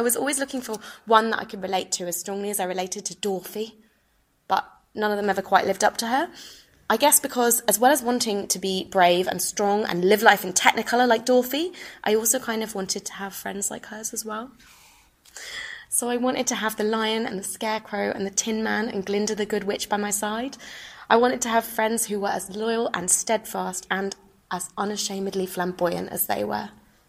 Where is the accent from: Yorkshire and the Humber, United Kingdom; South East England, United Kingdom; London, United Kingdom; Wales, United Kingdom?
South East England, United Kingdom; Brighton; So, I mentioned earlier, I'm from Brighton. And Brighton is the gay capital of the UK.